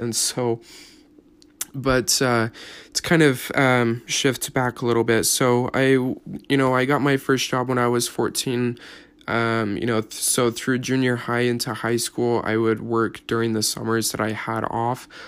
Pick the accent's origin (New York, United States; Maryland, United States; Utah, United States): Utah, United States; Salt Lake City; I was born here in, uh, Utah, up at the University of Utah